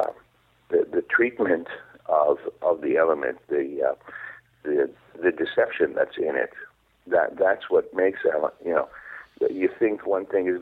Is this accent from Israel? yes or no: yes; Israel; English is a second language; I wrote in Hebrew. I wrote, and that was my main language when I growing up in Israel